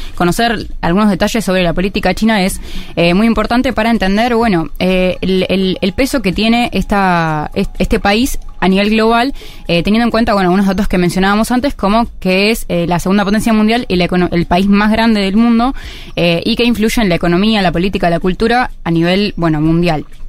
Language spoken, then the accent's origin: Spanish; Argentina